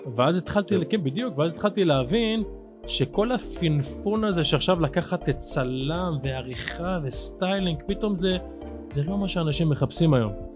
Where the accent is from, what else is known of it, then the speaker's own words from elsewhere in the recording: Afula, Northern District, Israel; אני פה מגיל אפס